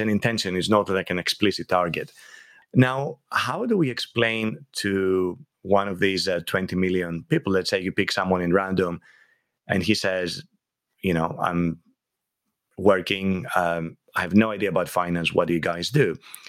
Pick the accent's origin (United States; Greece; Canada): Greece; moved away as an adult; now in London, United Kingdom; I was born and I was raised in Greece, and I moved to London 31 years ago to study computer science at Imperial College.